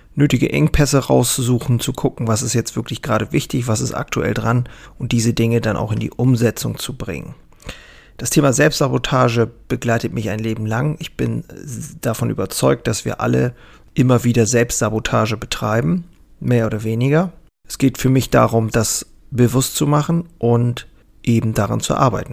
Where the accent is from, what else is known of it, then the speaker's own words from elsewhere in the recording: Germany; hier bei uns in Deutschland